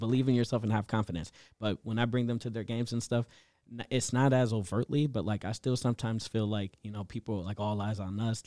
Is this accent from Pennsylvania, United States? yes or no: no; Minneapolis, Minnesota, United States; I grew up in Southside, Minneapolis